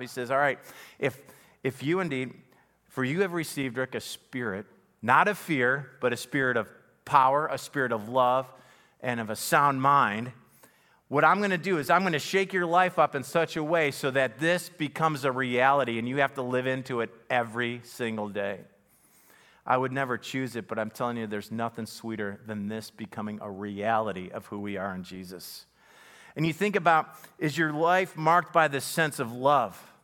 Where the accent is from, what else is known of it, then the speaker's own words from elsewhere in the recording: Buffalo, New York, United States; My family, you know, we grew up in Buffalo, single parent home